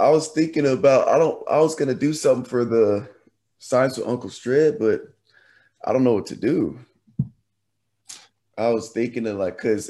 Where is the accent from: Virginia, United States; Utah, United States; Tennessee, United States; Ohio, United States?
Tennessee, United States; Nashville; are live from Nashville. We are in town, back at the hometown Nashville, back at the crib.